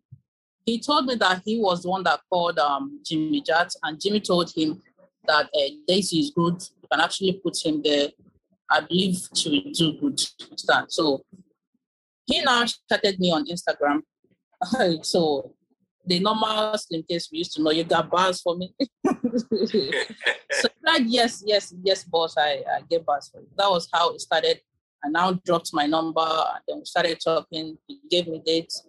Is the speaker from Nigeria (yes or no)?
yes; Okija, Anambra, Nigeria; moved away as an adult; also born or lived in Onitsha / Guinea-Bissau; I'm from Anambra State. Okay. So I grew up in Okija. I stayed there for long.